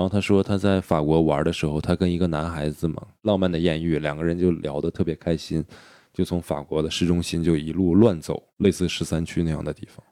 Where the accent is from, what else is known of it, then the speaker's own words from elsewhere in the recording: China; 我们大陆人